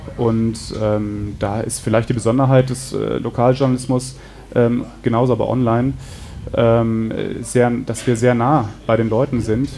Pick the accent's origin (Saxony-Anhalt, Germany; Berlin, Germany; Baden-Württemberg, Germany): Berlin, Germany; moved away as an adult; also born or lived in Zurich; now in Freiburg im Breisgau, Germany; ich komme aus Berlin auf jeden mhm. Fall mhm. und bin 2001 nach Freiburg gekommen fürs okay. Studium und dann hier geblieben